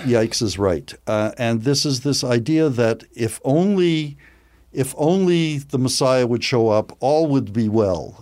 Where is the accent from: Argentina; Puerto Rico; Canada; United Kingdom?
Canada; Edmonton, Alberta; moved away; I grew up in Edmonton.